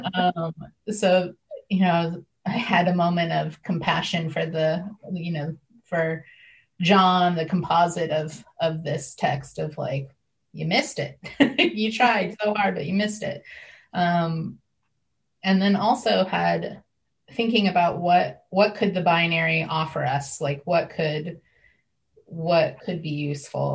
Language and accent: English; Northeast Ohio, United States; I was raised in Northeast Ohio